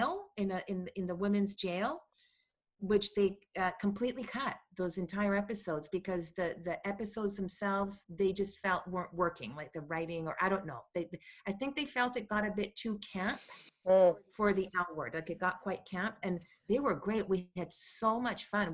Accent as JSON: {"language": "English", "country": "Chile", "moved": "yes", "lives_now": "Vancouver, Canada", "said": "I'm from Chile, which is West Coast"}